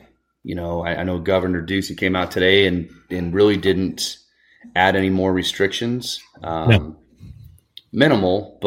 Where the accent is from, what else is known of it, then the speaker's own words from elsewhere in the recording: Pinetop-Lakeside, Arizona, United States; Brooke is a friend of mine that I grew up with in Pine Top Lakeside. We are high school friends